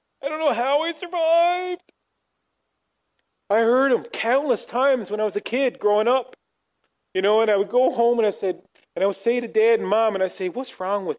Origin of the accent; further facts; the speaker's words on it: Newfoundland and Labrador, Canada; moved away; growing up in Newfoundland